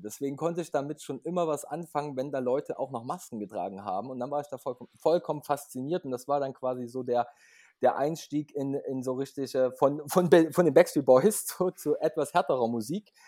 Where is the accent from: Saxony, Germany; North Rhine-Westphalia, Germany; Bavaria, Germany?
Saxony, Germany; Leipzig; ich komme aus Leipzig, bin auch geboren in Leipzig